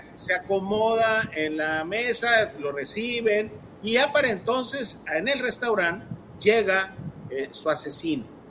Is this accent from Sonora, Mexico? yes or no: yes; Hermosillo, Sonora, Mexico; cuando uno era niño aquí en Hermosillo